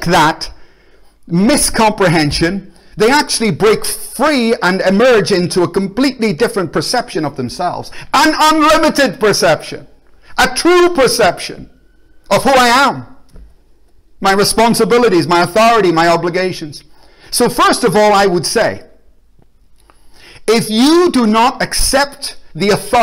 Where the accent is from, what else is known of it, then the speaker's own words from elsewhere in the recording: Belfast, Northern Ireland, United Kingdom; now in Glasgow, United Kingdom; I grew up in Belfast in a war zone with bombs and bullets